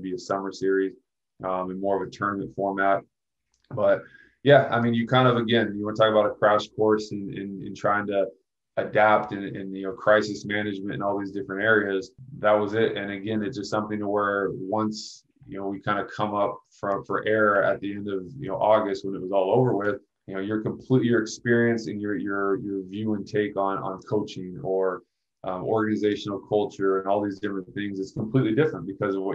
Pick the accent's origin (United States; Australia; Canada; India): United States; Oregon; moved away; I'm from the States myself, being from Oregon